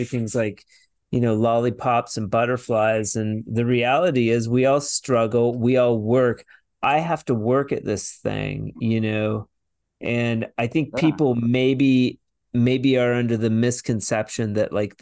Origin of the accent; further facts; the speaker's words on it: Vancouver, Washington, United States; moved away as an adult; I'm from Vancouver, Washington, originally